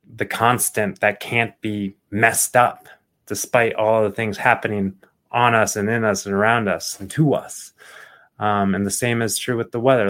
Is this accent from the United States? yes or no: yes; Phoenix, Arizona, United States; I grew up in Phoenix, Arizona